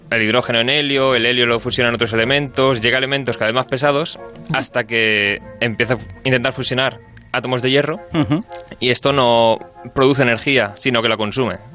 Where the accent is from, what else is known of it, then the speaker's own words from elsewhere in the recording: Elche, Valencian Community, Spain; Yo soy de Elche.